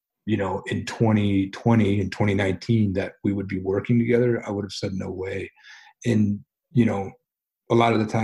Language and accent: English; United States; I'm just an American